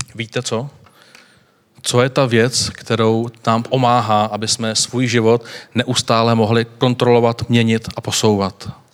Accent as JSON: {"language": "Czech", "country": "Czechia"}